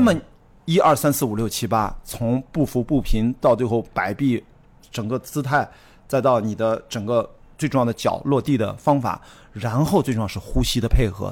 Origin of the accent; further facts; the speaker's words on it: Qingdao, Shandong, China; moved away; 我在高一的时候去开始进健身房进行专业的健美训练， 我跟着全国健美冠军， 青岛那时候健美啊，就健身在练力量是一个很时髦的事儿